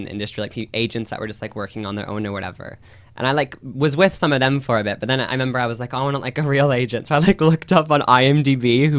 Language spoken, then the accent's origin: English; Nebraska, United States; I'm Nebraska.